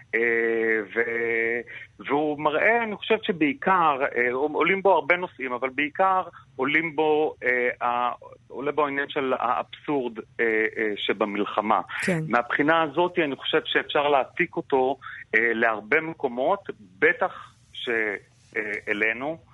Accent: Israel; אנחנו כן, כישראלים

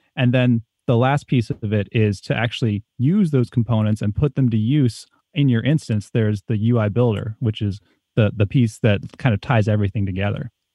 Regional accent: East Coast, United States; moved away as an adult; I grew up on the East Coast

